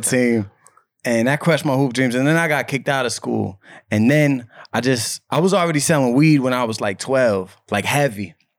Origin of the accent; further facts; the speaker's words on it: Cambridge, Massachusetts, United States; I'm from Cambridge, Massachusetts